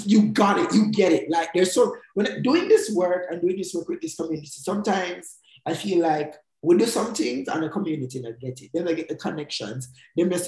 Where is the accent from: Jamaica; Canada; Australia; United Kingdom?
Jamaica; growing up in Jamaica